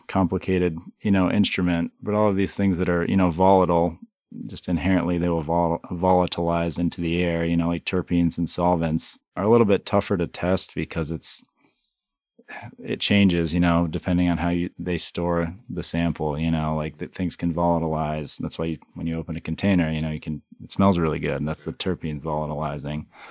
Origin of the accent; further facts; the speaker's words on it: Hyde Park, Vermont, United States; I was, you know, born and raised in Vermont, just up the street here in, uh, Hyde Park on a, you know, sixth generation dairy farm